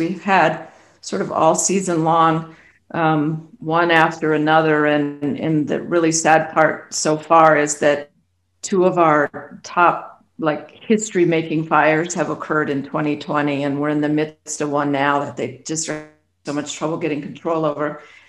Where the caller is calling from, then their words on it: Colorado, United States; I'm located in Colorado. I'm just outside of Denver.